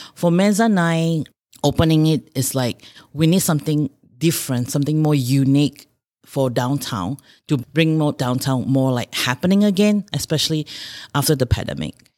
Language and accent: English; Malaysia; moved away as an adult; now in Rochester, United States; I grew up in Malaysia. I came by here in two thousand and four to Rochester, Minnesota.